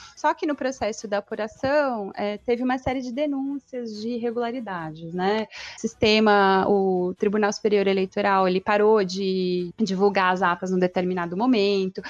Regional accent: Ribeirão Preto, São Paulo, Brazil; now in Salvador, Brazil; eu sou de Ribeirão Preto. Estou aqui em Salvador como nova baiana

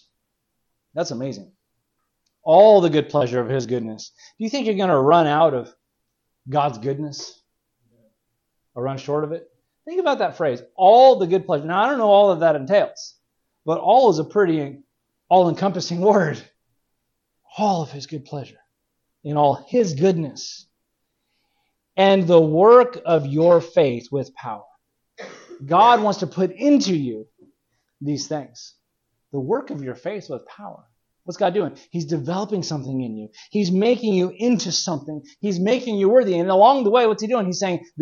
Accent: California, United States; growing up in California

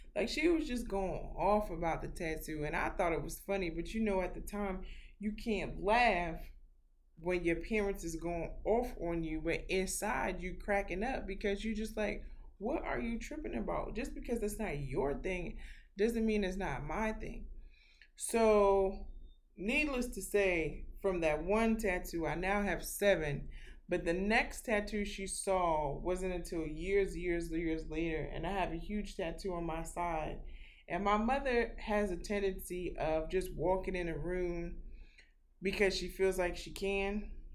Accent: New York City, New York, United States; Born and raised in Brooklyn, New York

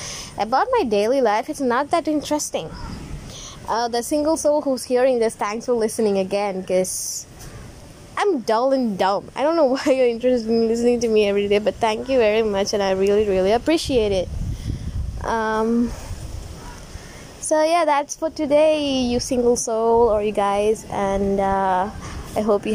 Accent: Tamil Nadu, India; now in Kerala, India; I'm Indian girl. I live in Kerala, but I'm from Tamil Nadu.

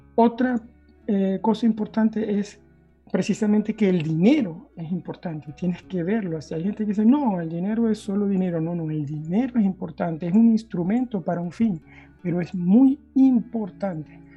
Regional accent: Venezuela; moved away as an adult; now in Norway; soy originalmente de Venezuela

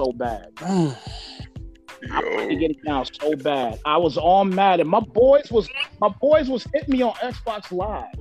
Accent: United States; I'm from the East Coast, so I'm from New York, New Jersey area.

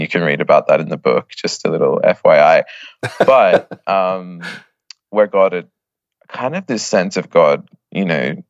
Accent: Australia; now in Oxford, United Kingdom; Well, I'm an Australian.

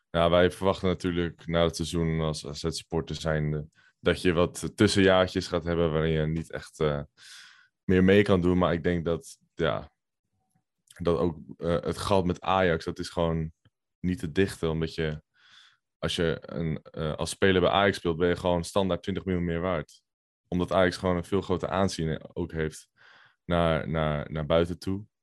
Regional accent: North Holland, Netherlands; Ja, ik kom uit de Zaanstreek.

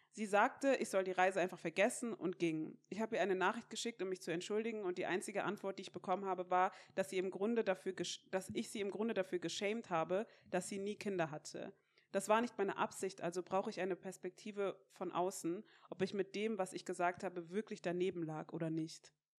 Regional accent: Mainz, Rhineland-Palatinate, Germany; ich komme ja aus Mainz

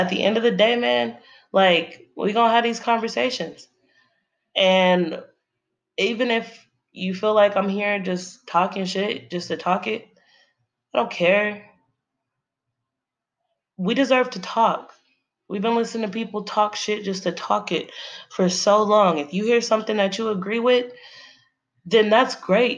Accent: United States; I'm an American. I was raised here, born and raised

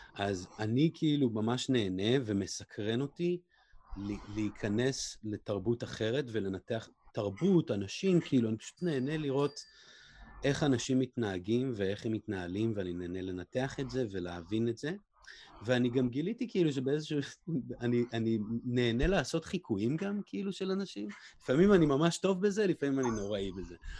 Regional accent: Israel; now in Los Angeles, United States; אני בעצמי ישראלי

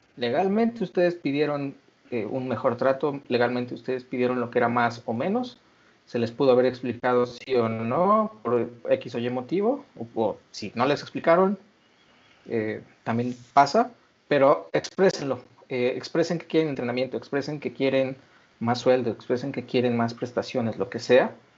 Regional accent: Mexico; como mexicanos somos muy eh, enamoradizos

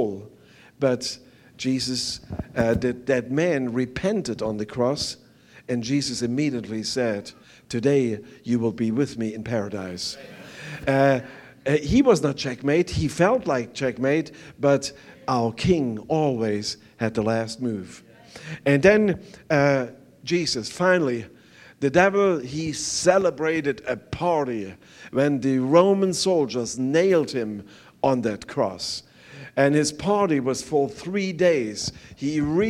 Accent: East Germany, Germany; English is a second language; moved away; I was growing up on the East side

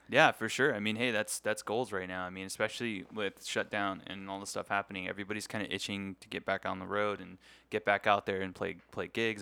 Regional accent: San Antonio, Texas, United States; now in Las Vegas, United States; I'm a U T fan 'cause I grew up in San Antonio

